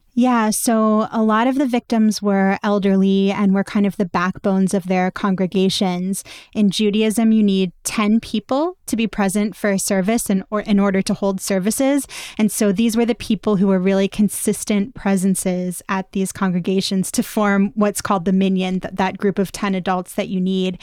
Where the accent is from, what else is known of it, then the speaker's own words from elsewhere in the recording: Pittsburgh, Pennsylvania, United States; I grew up in the Tree of Life synagogue.